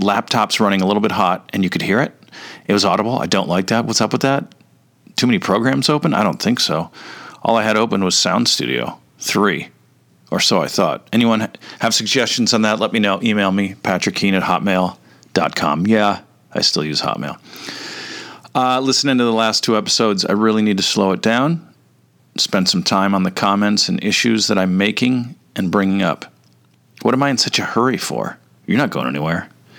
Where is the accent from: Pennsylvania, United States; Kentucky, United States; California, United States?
California, United States; Orange County; also born or lived in Toledo, Ohio; I was raised in private Catholic schools in Orange County